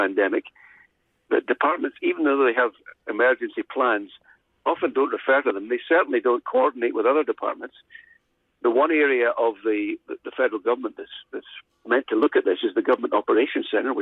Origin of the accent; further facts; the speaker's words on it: Scotland, United Kingdom; now in Ontario, Canada; my hometown in Scotland